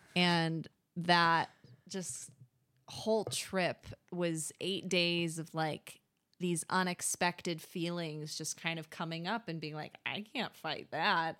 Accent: Michigan, United States; now in New York, United States; growing up in Michigan

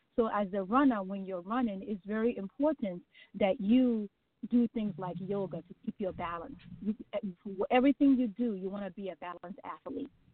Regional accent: Nigeria; also born or lived in Wilmington, Delaware; now in United States; I am originally from Nigeria. that is my homeland.

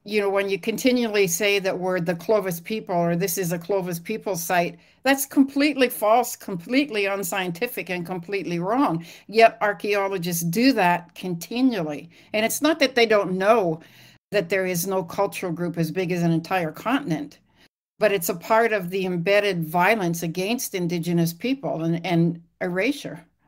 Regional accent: Lillooet, British Columbia, Canada; moved away as an adult; I grew up in Lillooet, British Columbia, in Canada, and I was about to leave my hometown

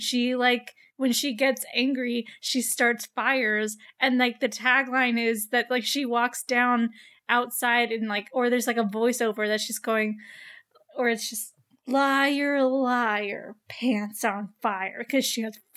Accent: United States; I'm dumb American.

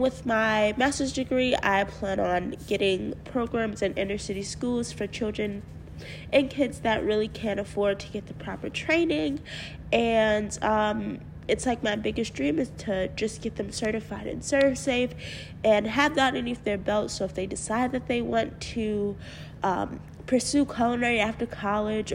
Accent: Mount Vernon, New York, United States; I am from Westchester County. I actually grew up in Mount Vernon.

